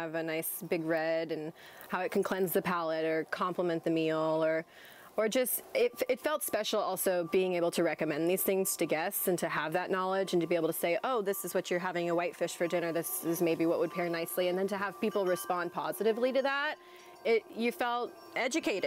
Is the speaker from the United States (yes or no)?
yes; Southern Oregon, United States; I grew up in Southern Oregon.